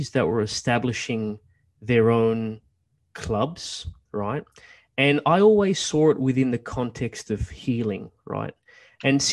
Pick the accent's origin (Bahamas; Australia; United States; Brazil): Australia; growing up in Australia